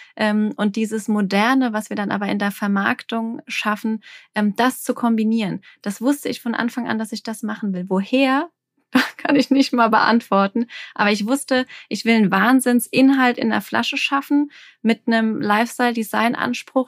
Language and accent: German; Alsheim, Rhineland-Palatinate, Germany; ich komme aus dem Anbaugebiet Rheinhessen, ähm, ich bin damit aufgewachsen, die Weinberge vor der Tür.